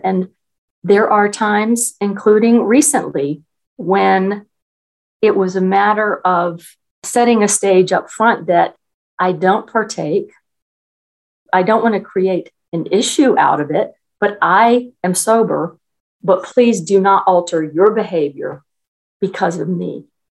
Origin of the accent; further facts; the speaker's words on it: Newport News, Virginia, United States; I was born and raised in Newport News, Virginia, which is part of the Virginia Peninsula.